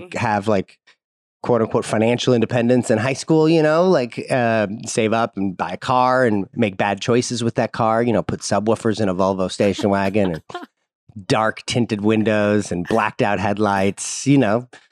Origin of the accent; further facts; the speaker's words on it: St. Louis, Missouri, United States; I grew up in Saint Louis, Missouri